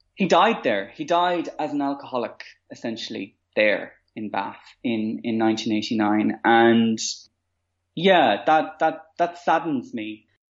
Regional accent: Maynooth, Leinster, Ireland; growing up in Maynooth, where I grew up

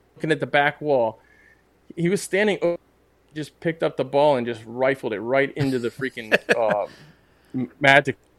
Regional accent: United States; me as an American into cricket

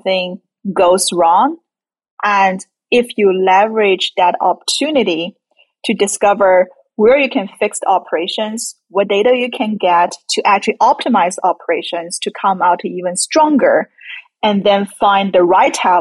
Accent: China; moved away; I grew up in China

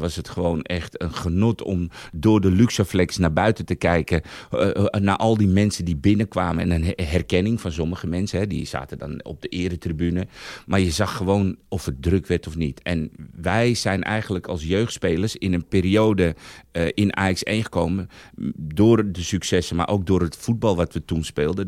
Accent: Weesp, North Holland, Netherlands; also born or lived in Bijlmer, Amsterdam Zuidoost; Ik zelf kwam eigenlijk uit de Bijlmer eh, tot mijn tiende in Amsterdam Zuidoost. En na mijn tiende heb ik in Weesp gewoond

